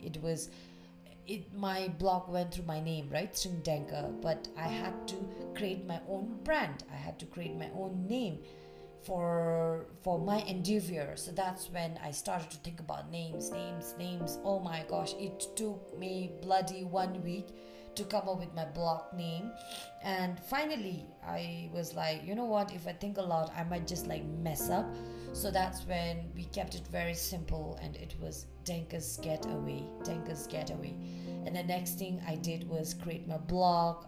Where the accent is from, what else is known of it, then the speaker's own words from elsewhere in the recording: Bhutan; also born or lived in Thailand; coming back to Bhutan